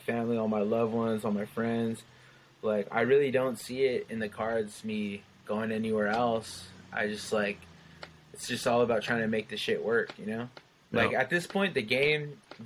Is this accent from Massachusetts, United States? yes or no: no; San Jose, California, United States; my hometown in San Jose